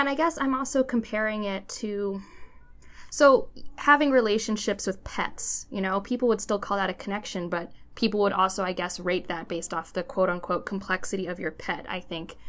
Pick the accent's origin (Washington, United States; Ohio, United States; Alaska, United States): Ohio, United States; Cleveland; I grew up in Cleveland